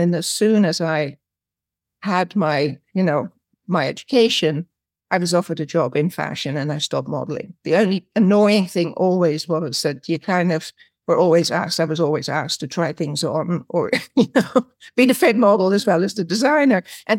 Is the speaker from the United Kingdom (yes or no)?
no; Amsterdam, North Holland, Netherlands; moved away as an adult; also born or lived in Paris / Australia; I grew up in Amsterdam in the Netherlands, and I had a rather complicated, very early childhood